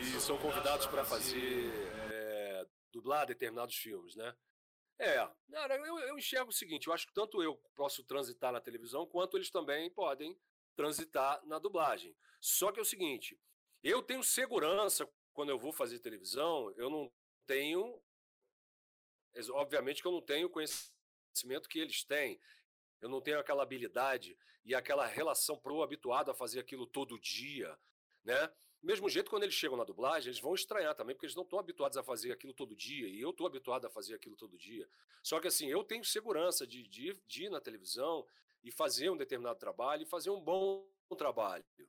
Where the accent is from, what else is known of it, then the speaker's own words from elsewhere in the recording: Brasília, Federal District, Brazil; moved away as an adult; now in Rio de Janeiro, Brazil; Eu nasci em Brasília